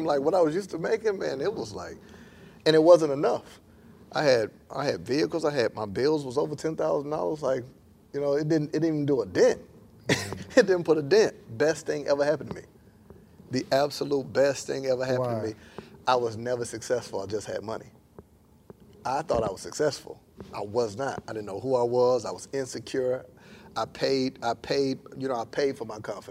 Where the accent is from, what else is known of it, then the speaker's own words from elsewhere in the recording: Panama City, Florida, United States; moved away as an adult; also born or lived in Tallahassee, Florida; now in Atlanta, United States; I'm from Panama City, Florida